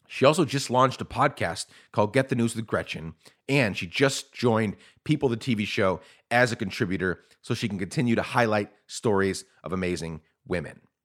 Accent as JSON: {"language": "English", "country": "Guatemala", "tie": "born or raised there", "also_born_or_lived": "New York / Minneapolis", "moved": "as an adult", "lives_now": "United States", "said": "I was born in New York, raised in Guatemala"}